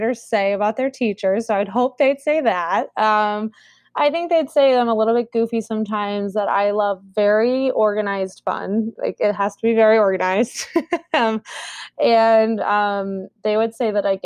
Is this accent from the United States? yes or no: yes; Columbus, Ohio, United States; moved away as an adult; also born or lived in Collierville, Tennessee / Cincinnati, Ohio; now in Minneapolis, United States; we moved to Columbus, Ohio when I was in the third grade. So I grew up there in Columbus